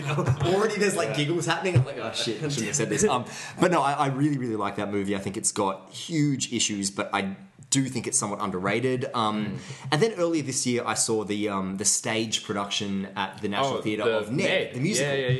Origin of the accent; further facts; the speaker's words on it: Mansfield, Victoria, Australia; I grew up in Mansfield